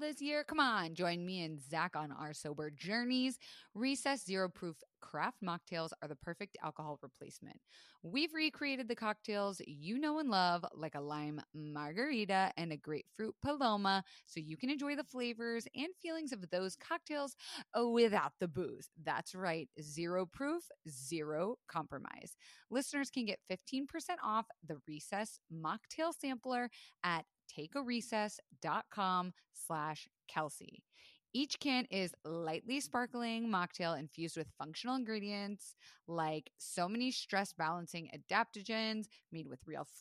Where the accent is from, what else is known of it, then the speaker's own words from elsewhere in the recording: Florida, United States; I was raised in Florida